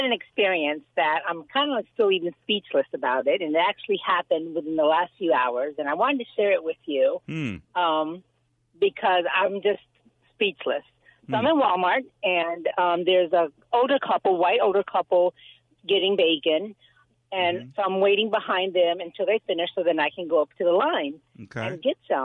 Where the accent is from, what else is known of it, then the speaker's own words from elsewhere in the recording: Puerto Rico; moved away; I'm Puerto Rican. I'm from Puerto Rico